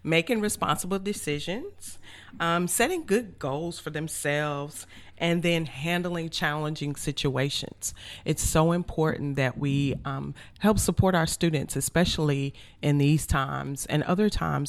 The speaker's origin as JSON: {"language": "English", "town": "Atlanta", "region": "Georgia", "country": "United States", "tie": "born or raised there", "also_born_or_lived": "Bronx, New York", "said": "Yeah, my parents moved up there after they graduated from college, and they moved to New York, so that's where I was born. And eventually, you know, we moved to Atlanta, Georgia, and that's where my parents live now."}